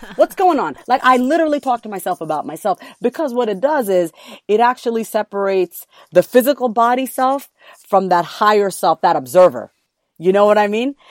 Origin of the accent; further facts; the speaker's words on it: East Coast, United States; I am from the East Coast, so this one East Coast term that we have is word is bond